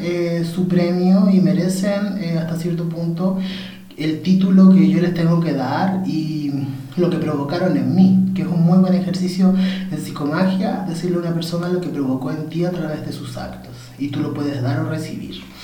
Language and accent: Spanish; Copiapó, Atacama, Chile; cuando era pequeño en calle Maipú, en Copiapó, ¿cierto? Cuando me fui a vivir a Copiapó